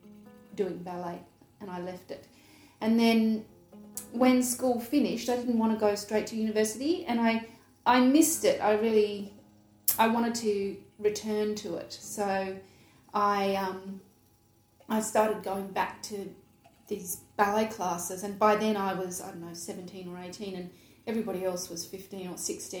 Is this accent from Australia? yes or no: yes; Adelaide, South Australia, Australia; I grew up in Adelaide